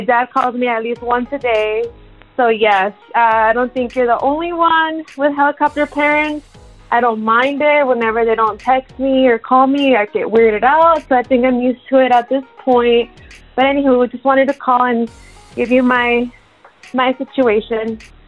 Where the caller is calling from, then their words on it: San Diego, California, United States; I'm calling from San Diego, California